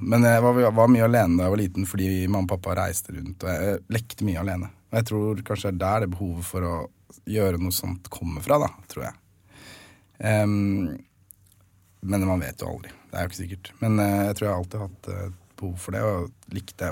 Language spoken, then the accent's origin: Norwegian; Nesodden, Akershus, Norway; Jeg er fra Nesodden, så jeg gikk på Fjellstrand barneskole